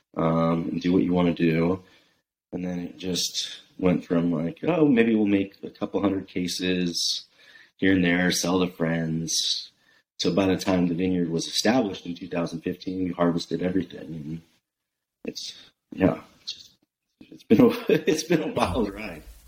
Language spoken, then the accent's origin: English; Bay Area, California, United States; now in Oregon, United States; I'm from the Bay Area.